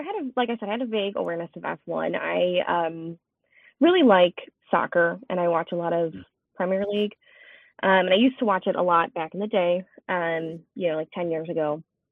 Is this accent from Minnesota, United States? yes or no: no; Chicago, Illinois, United States; I'm from Chicago.